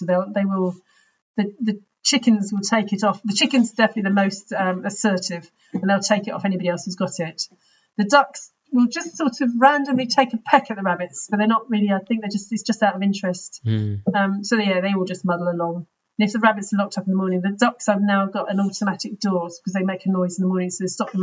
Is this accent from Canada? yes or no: no; London, United Kingdom; I was from London, but actually was in Hall in UCL